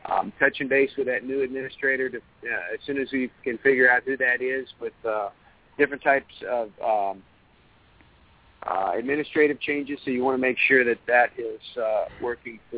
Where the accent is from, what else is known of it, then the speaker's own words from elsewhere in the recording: West Virginia, United States; moved away; I was born in West Virginia